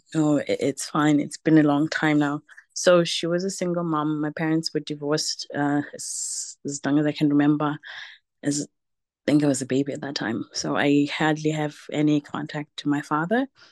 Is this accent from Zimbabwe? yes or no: yes; Zimbabwe; now in Germany; I'm originally from Zimbabwe, but living in Germany